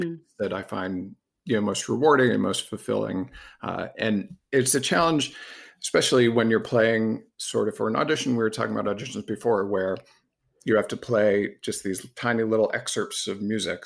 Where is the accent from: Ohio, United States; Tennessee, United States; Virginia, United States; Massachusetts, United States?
Massachusetts, United States; I grew up in Massachusetts.